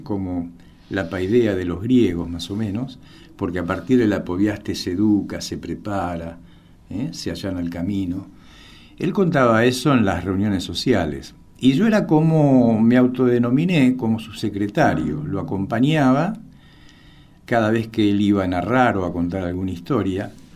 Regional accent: Argentina; soy un escritor argentino de origen gitano

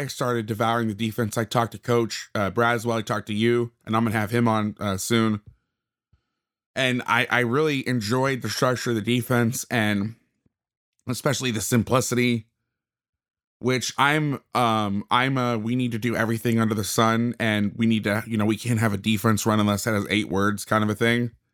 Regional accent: Florida, United States; moved away as an adult; now in West Coast, United States; I grew up on the East Coast. I lived in Florida until I was 22, but I've been on the West Coast for the last 14 years

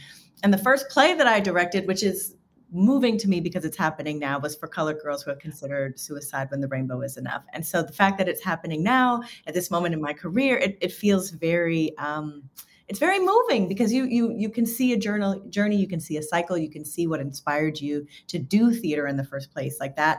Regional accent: New York City, New York, United States; also born or lived in Miami / North Carolina; I grew up in New York City in Queens. But I moved around a lot as a kid and I lived in New York and I lived in Miami and North Carolina for a short stint.

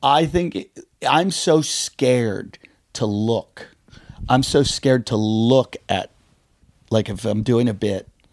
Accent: Pittsburgh, Pennsylvania, United States; I grew up in Pittsburgh, in this little suburb of Pittsburgh

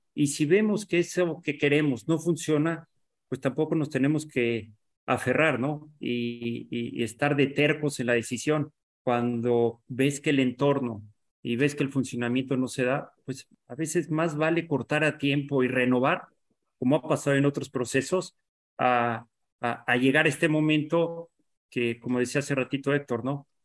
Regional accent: Mexico; Como mexicano

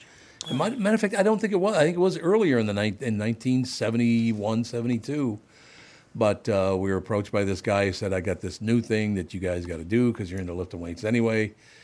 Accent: Minnesota, United States; So even though I'm not Scandinavian, would I have been the Great Norseman? Because I'm from Minnesota.

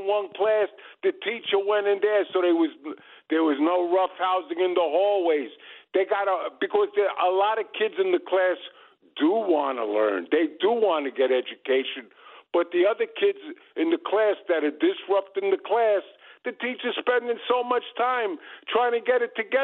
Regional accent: New York City, New York, United States; I'm from Brooklyn

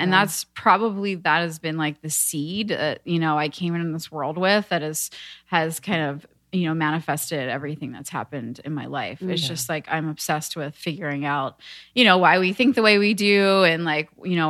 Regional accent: outside of Philadelphia, Montgomery County, Pennsylvania, United States; now in Venice, United States; I'm from Pennsylvania

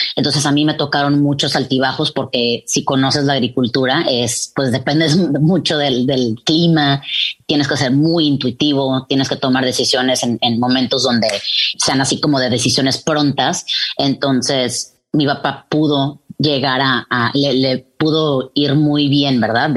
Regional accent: Mexico; now in Texas, United States; todos somos mexicanos y nos gusta hablar de dónde venimos

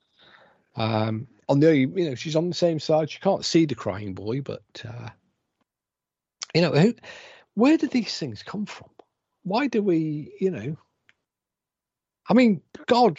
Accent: England, United Kingdom; now in Wales, United Kingdom; I'm English

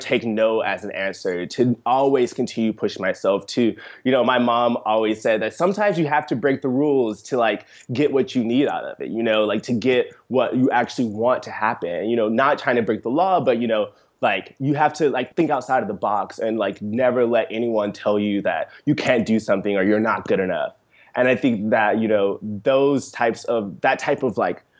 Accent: Seale, Alabama, United States; I grew up in rural Seal, Alabama

